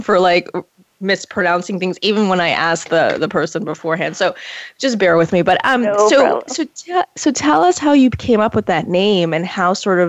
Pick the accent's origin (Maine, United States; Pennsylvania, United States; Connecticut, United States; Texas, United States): Maine, United States; Portland; We graduated high school together. Shout out to Deering 1994. I'm just aging us. Sorry. But Hannah is from my hometown, Portland, Maine.